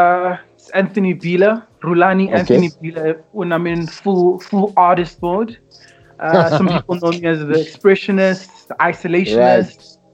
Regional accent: Tembisa, Gauteng, South Africa; also born or lived in Kempton Park / Benoni; I grew up in Tembisa, moved to Kempton Park in the 90s when it was legal right.

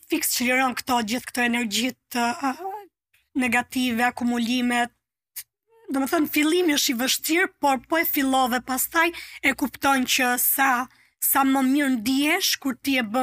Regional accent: Durrës, Durrës County, Albania; also born or lived in Dibër; unë jam rritur në Durrës si jam origjinë nga Dibra

